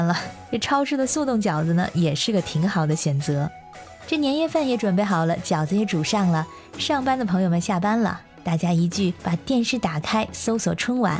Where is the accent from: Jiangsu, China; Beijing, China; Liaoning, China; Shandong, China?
Shandong, China; now in Vienna, Austria; 虽然我是山东人，但是惭愧的很，我不会做饺子，